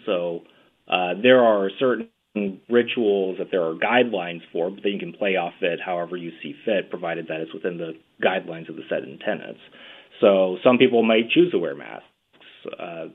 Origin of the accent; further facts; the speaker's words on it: the American South, United States; we come from the American South